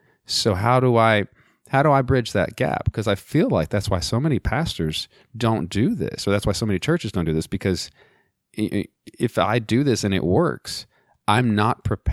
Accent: Texas, United States; accent: Texas; Well, I haven't used my Texas accent in a long time.

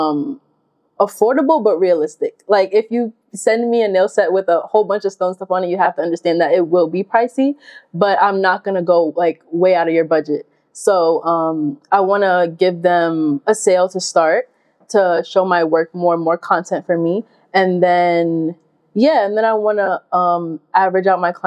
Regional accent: New York, United States; moved away as an adult; I am from New York and I rep it hard

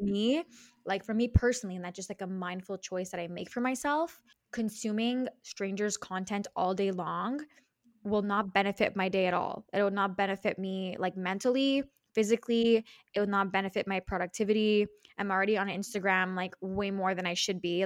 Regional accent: Montreal, Quebec, Canada; I'm from Montreal, which is in Canada, in Quebec

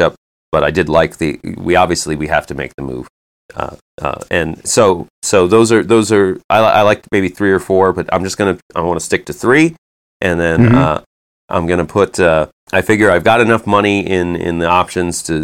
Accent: United States; I'm an American

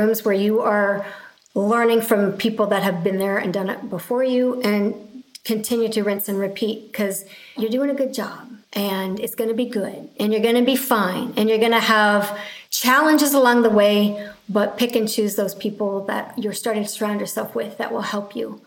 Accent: Canada; being Canadian

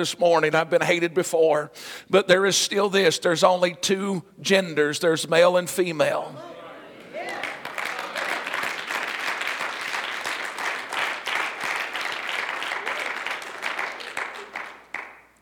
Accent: United States; I am proud to be an American

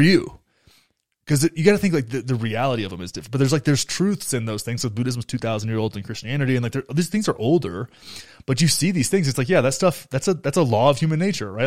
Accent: Graham, United States; my hometown in Graham is like it's like America under like shrunk down to nine thousand people

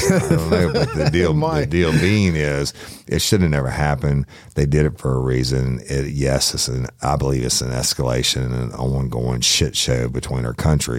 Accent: United States; as an American because I walk around in my yard naked in the country, not in the city.

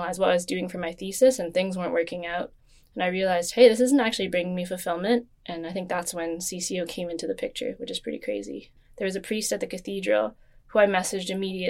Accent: Toronto, Ontario, Canada; I was born in Toronto, Ontario

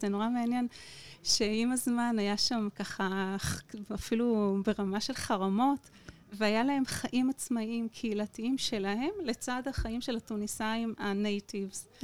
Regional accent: Shareshet, Southern District, Israel; אני במקור ממושב שרשרת

